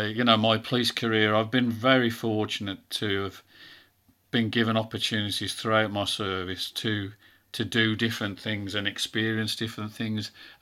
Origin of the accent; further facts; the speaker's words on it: England, United Kingdom; I said, that's because I am English.